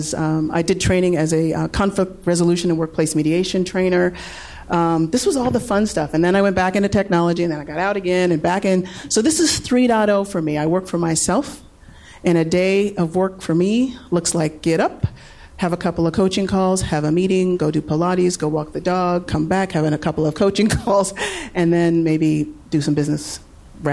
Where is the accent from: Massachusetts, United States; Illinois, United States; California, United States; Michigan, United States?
California, United States; Orange County; I grew up in Orange County between Disneyland